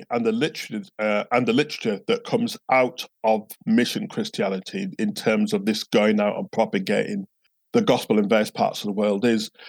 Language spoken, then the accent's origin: English; York, Yorkshire and the Humber, United Kingdom; in the context of growing up in York, in Yorkshire, I never once said I was European.